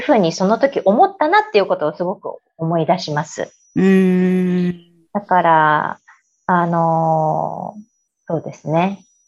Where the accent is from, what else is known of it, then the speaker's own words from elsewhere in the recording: Aichi, Japan; also born or lived in Yokohama / Chicago; 日本で生まれ育ち、うん、えー、愛知県の方で生まれまして